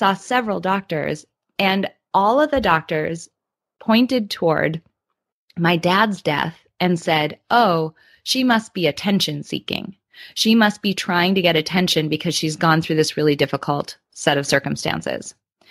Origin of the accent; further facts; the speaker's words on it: Midwest, United States; I grew up in the Midwest in the United States